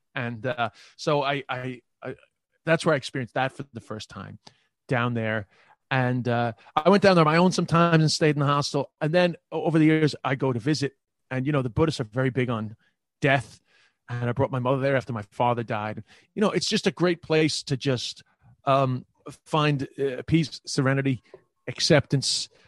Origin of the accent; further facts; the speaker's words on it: New York City, New York, United States; accent: New York; moved away as an adult; also born or lived in Ireland / China; the neighborhood that I grew up with in Queens, Flushing